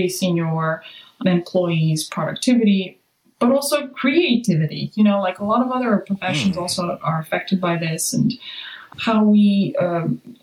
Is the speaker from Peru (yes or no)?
no; Serbia; now in Los Angeles, United States; I'm also from Serbia, and today is Serbian Christmas